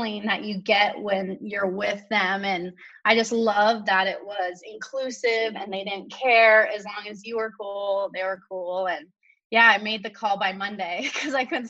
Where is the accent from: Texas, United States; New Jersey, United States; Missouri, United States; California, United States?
California, United States; Santa Clarita; I grew up in this town called Santa Clarita